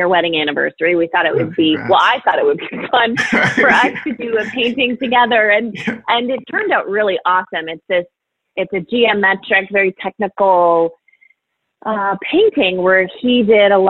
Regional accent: Overland Park, Kansas, United States; So I'm a Midwest girl. I am from Kansas City

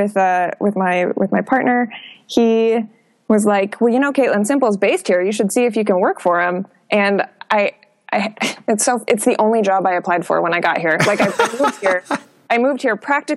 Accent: Minneapolis, Minnesota, United States; moved away as an adult; now in Portland, United States; I was born and raised in Minneapolis

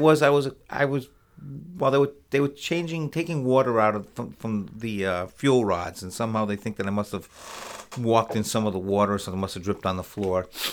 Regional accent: Rhode Island, United States; moved away as an adult; also born or lived in Connecticut / Boston; now in Plattsburgh, United States; when I was very young, an infant, my parents moved to Rhode Island, and I grew up

